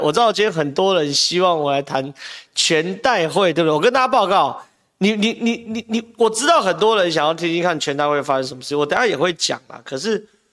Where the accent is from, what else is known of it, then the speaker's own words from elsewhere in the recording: Taiwan; 我们台湾人